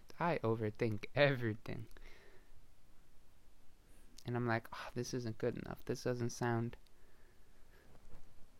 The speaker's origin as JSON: {"language": "English", "country": "Canada", "said": "I'm from Canada"}